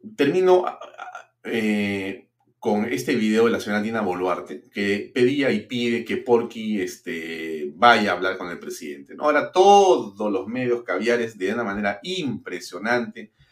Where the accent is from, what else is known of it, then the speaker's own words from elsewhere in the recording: Peru; Si algo somos los peruanos, es caritativos y solidarios